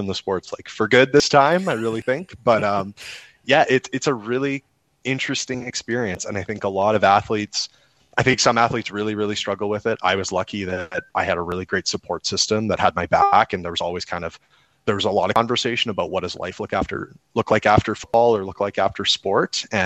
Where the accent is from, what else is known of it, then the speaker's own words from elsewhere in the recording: Alberta, Canada; also born or lived in Wainwright, Alberta / St. Paul, Alberta / Spruce Grove, Alberta; I grew up in a small town in Alberta. I was born in Wainwright, and we moved to St. Paul and moved to the Edmonton area outside in Spruce Grove when I was about 9 years old